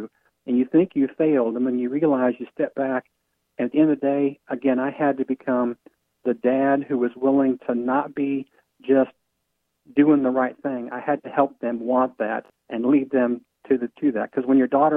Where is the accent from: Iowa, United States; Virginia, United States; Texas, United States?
Iowa, United States; I grew up in Iowa